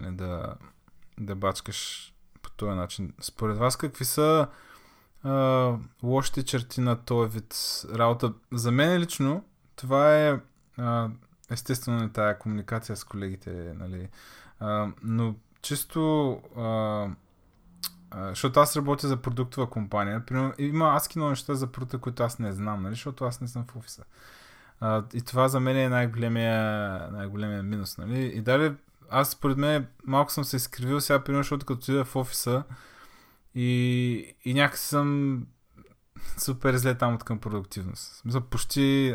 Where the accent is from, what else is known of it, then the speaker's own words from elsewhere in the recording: Targovishte, Targovishte Province, Bulgaria; moved away as an adult; now in Varna, Bulgaria; съм от Търговище, всъщност аз там съм родил, съм живял при 18 години